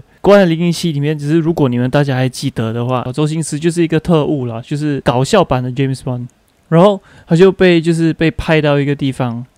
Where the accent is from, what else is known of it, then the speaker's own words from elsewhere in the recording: Malaysia; 我的老家就是新村